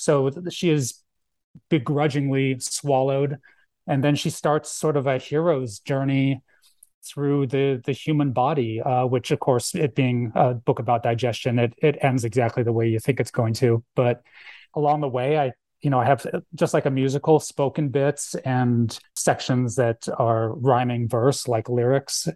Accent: Phoenix, Arizona, United States; also born or lived in Philadelphia, Pennsylvania; now in Tucson, United States; I grew up in Moon Valley, actually, and then I moved to Tucson for school, uh, around ninety-one.

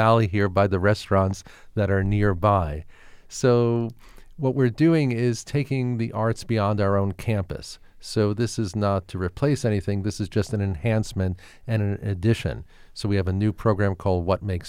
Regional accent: New York City, New York, United States; now in Scottsdale, United States; I grew up in Brooklyn, New York, and in fifth grade, I was sort of the last of a generation in New York to get music in the schools.

